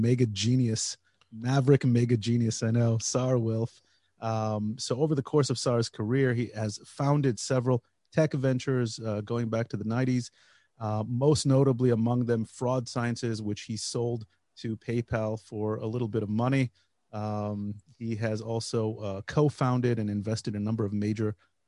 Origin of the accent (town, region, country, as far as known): United States; born or raised there; now in Israel